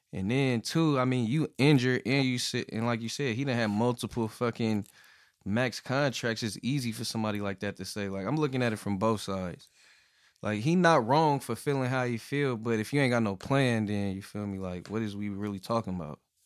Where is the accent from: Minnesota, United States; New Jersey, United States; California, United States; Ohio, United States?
California, United States; I'm from Cali